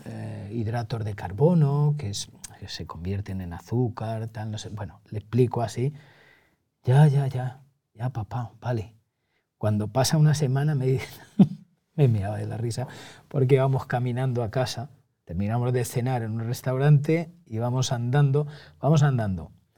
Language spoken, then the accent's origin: Spanish; Montiel, Castilla-La Mancha, Spain; moved away as an adult; now in Madrid, Spain; yo he tenido la gran fortuna de nacer en Montiel, criarme en Montiel, hasta que llego al servicio militar y ya me vengo a Madrid